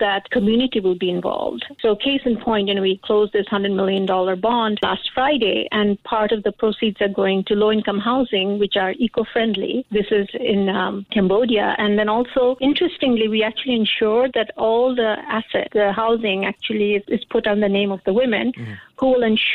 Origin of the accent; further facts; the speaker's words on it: Bangladesh; now in Singapore; I'm originally from Bangladesh